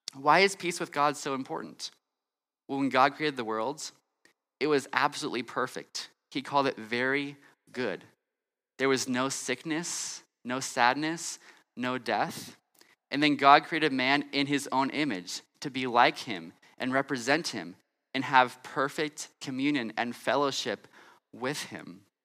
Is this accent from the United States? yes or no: yes; California, United States; moved away; I'm from California and I grew up in California